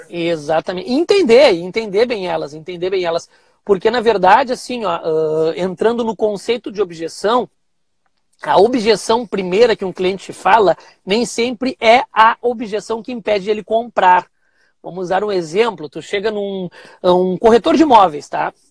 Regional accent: Cachoeirinha, Rio Grande do Sul, Brazil; Sou aqui do Rio Grande do Sul, da cidade de Cachoeirinha, do ladinho de Porto Alegre

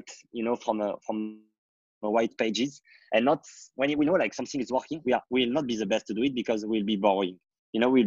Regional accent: France; I want to privatize and purchase my middle age school to solve the different education problem I had in my hometown

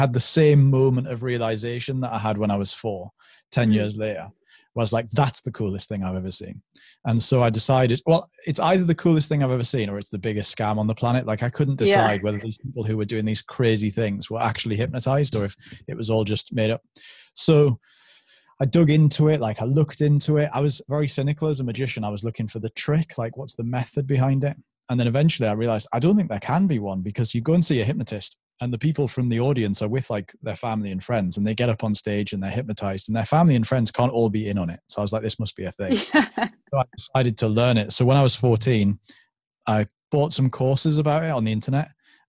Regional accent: North East England, United Kingdom; accent: London; I was born in London, so I had like a London accent, and then moved to the northeast of England, where obviously there's Geordies and Mackhams and stuff.

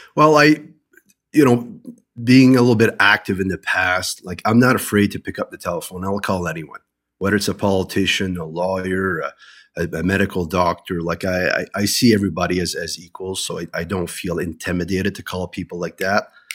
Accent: New Brunswick, Canada; I'm originally from New Brunswick

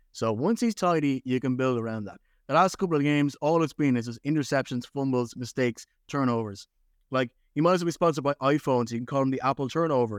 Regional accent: Ireland; I grew up in Ireland

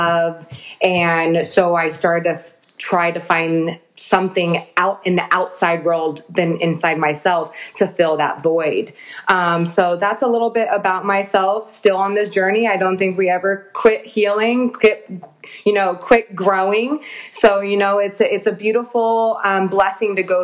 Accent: San Diego, California, United States; I grew up in San Diego, California

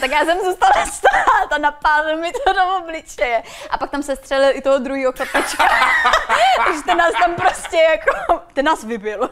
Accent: Czechia; accent: Czech; byla jsem tam já jediná Češka

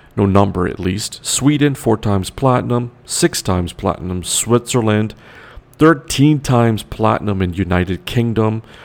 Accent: Toronto, Ontario, Canada; West side of Toronto is Rexdale, where I'm from originally. Yes, I'm Trinidadian, but I was born in Toronto, the west side.

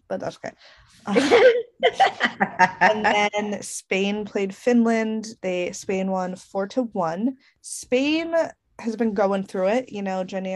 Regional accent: United States; also born or lived in Italy; now in England, United Kingdom; as an American and as an Italian

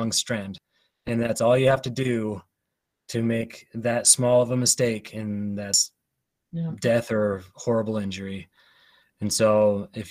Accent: Ogden, Utah, United States; I've lived in Utah my entire life. I grew up in Ogden

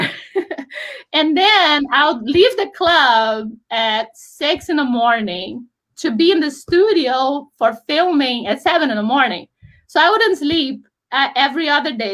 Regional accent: Brazil; moved away as an adult; also born or lived in Rio de Janeiro; now in United States; we decided to move to the United States because I grew up in Brazil.

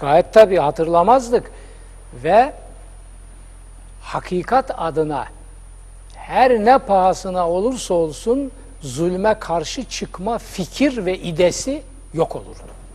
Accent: Black Sea Region, Turkey; accent: Karadeniz; bizim Karadeniz şivesiyle

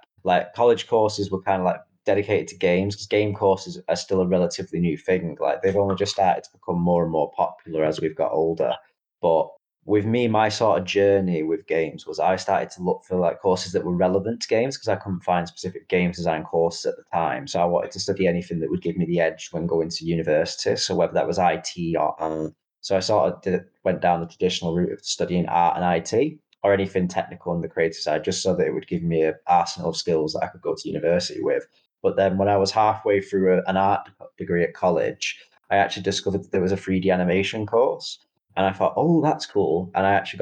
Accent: Manchester, North West England, United Kingdom; accent: Mancunian; also born or lived in India; I was actually born in India, but then brought over to the UK at a very young age in Manchester, hence why I've got the proud Mancunian accent. It was practically born into me there and then, but that's my kind of original origins. And I've always grown up in Manchester

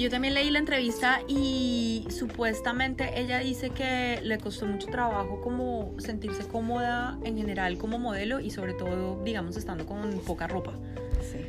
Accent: Colombia; now in Broward County, United States; yo soy colombiana

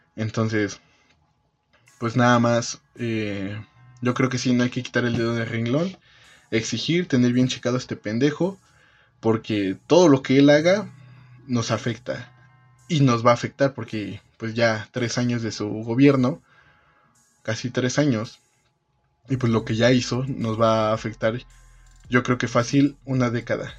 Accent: Mexico; vamos a salir de esto como país, como mexicanos

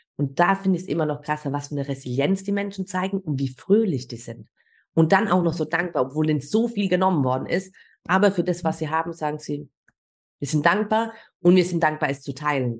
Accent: Germany; ich bin Deutsche

